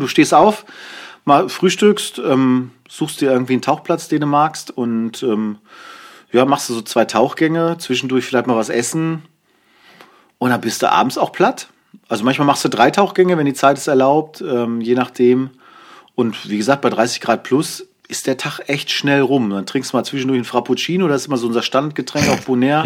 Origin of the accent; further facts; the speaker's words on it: Germany; als Deutsche